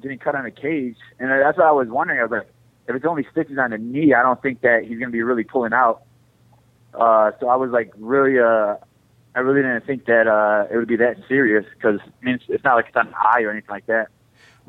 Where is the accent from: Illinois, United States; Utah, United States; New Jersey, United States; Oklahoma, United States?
Illinois, United States; Chicago; I'm from Chicago